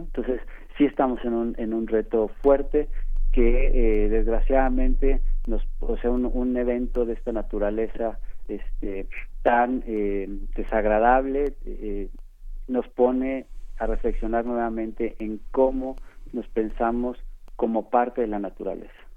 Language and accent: Spanish; Mexico; como mexicanos